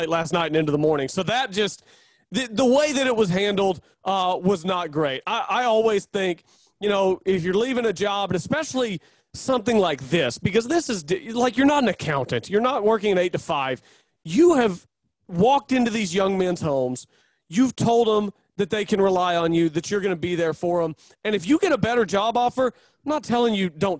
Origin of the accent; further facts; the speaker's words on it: Oklahoma, United States; I'm from Oklahoma. I'm 29 years old. I've lived in Oklahoma my entire life.